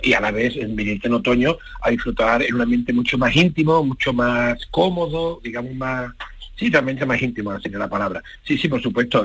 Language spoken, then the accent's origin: Spanish; Andalusia, Spain; en Andalucía, por fortuna, llevamos muchísimos años, bueno, prácticamente llevamos siglos exportando cultura al mundo y, nuestros creadores